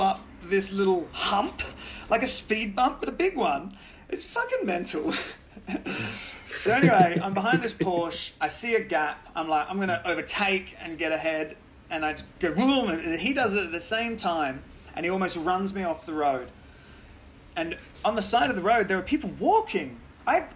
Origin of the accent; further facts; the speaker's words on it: Australia; I'm from Australia.